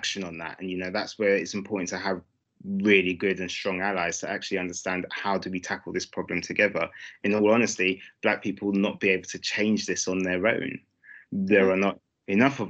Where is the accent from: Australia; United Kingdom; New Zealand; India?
United Kingdom; London; I grew up in Brixton